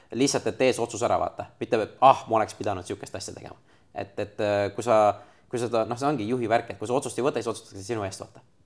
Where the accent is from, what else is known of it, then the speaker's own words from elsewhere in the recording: Estonia; ma olen Eestist